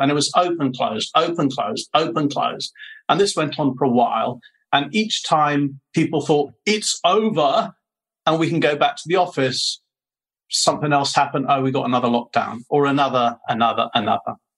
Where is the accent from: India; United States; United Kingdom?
United Kingdom; accent: British; moved away as an adult; now in Ho Chi Minh City, Vietnam; I'm a Brit, although people do accuse me of having an Australian twang